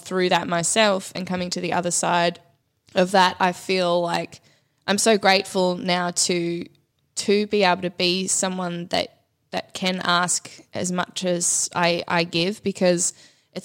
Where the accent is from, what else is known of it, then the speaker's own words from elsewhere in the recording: Victoria, Australia; moved away; also born or lived in Byron Bay, New South Wales / Queensland; I was from Victoria and then I moved to Queensland.